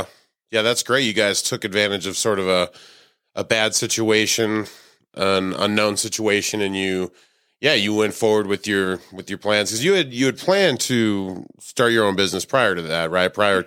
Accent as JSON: {"language": "English", "town": "Salt Lake City", "region": "Utah", "country": "United States", "said": "I hail from Salt Lake City."}